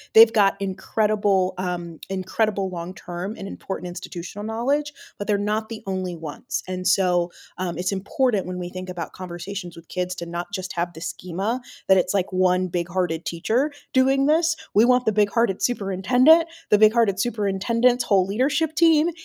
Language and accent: English; Atlanta, Georgia, United States; I taught in my hometown, Atlanta.